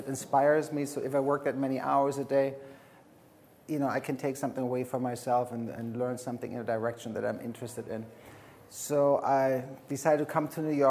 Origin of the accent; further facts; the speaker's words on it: Frankfurt, Hesse, Germany; moved away as an adult; also born or lived in Berlin; I'm born in Germany. I grew up in Frankfurt